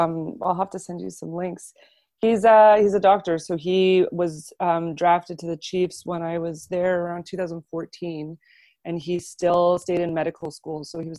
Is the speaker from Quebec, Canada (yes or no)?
yes; Montreal, Quebec, Canada; I'm from Montreal, and the Montreal Canadiens are a religion here.